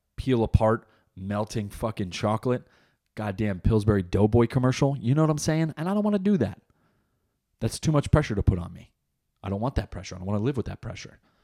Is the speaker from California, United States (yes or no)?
no; New Jersey, United States; moved away as an adult; now in North Carolina, United States; I was born in Jersey, Jersey raised. I'm plotted here in North Carolina because of my job